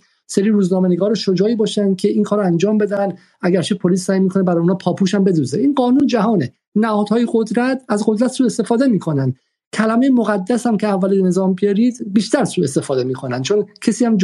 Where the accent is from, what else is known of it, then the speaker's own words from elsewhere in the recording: Iran; now in Paris, France; به این علت که ما در پاریس از ایران هستیم و حق نداریم که واقعا در مورد مسائل داخلی مطرح وارد شیم